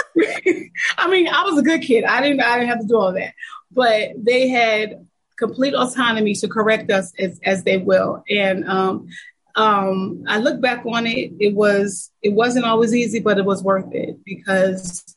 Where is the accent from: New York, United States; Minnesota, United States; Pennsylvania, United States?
Pennsylvania, United States; Lancaster; I was born and raised in Lancaster, Pennsylvania